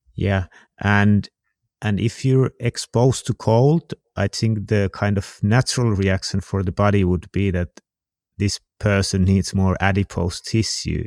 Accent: Finland; I'm from Finland

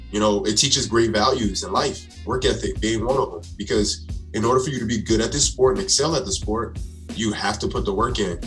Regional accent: South Carolina, United States; moved away as an adult; now in New Jersey, United States; I'm originally from South Carolina.

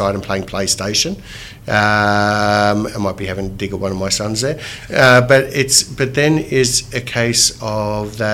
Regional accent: Melbourne, Victoria, Australia; I grew up in Moonee Ponds, which was very multicultural.

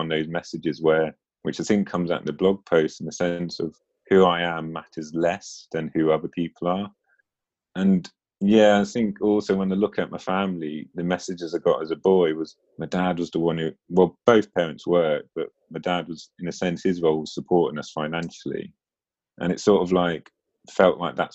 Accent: Norfolk, East of England, United Kingdom; now in Lancaster, United Kingdom; I grew up in Norfolk. So, I'm now in Lancaster

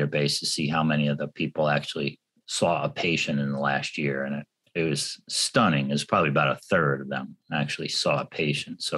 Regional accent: New York City, New York, United States; moved away; I come from New York City

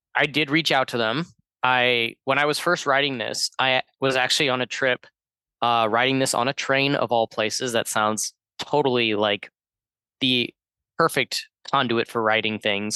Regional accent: Georgia, United States; moved away; my home state of Georgia

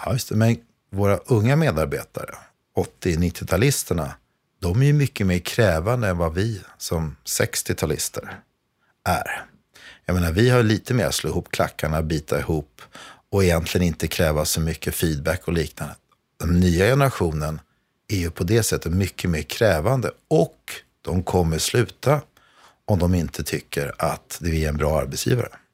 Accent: Vaxholm, Stockholm County, Sweden; Jag är uppvuxen i Vaxholm.

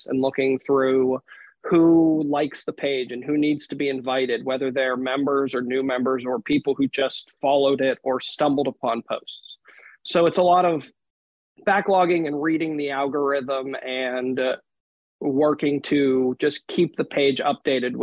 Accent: Pittsburgh, Pennsylvania, United States; moved away as an adult; now in North Attleboro, United States; I'm originally from Pittsburgh, Pennsylvania. I currently live in North Attleboro, Massachusetts

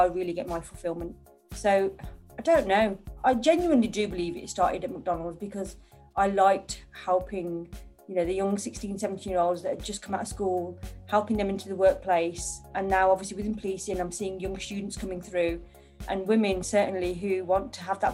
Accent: Birmingham, West Midlands, United Kingdom; I grew up in Birmingham

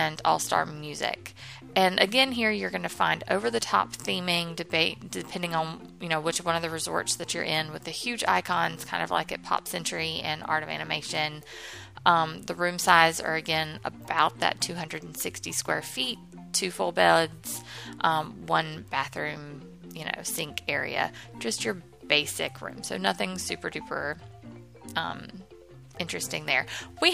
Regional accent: the South, United States; I'm from the South.

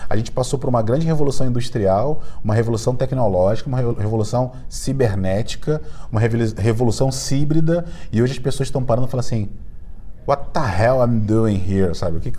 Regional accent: Brazil; accent: carioca; Quem, quem me, já me viu sabe que eu tenho sotaque de carioca, mas meu design é cearense, então minha família veio toda do, do Ceará.

